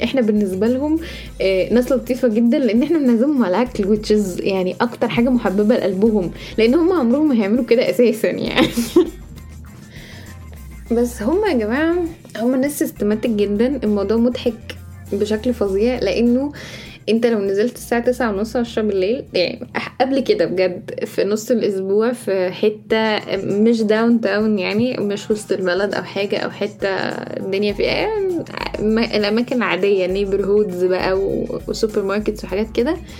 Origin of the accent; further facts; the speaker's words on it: Egypt; moved away as an adult; now in United States; إحنا كمصريين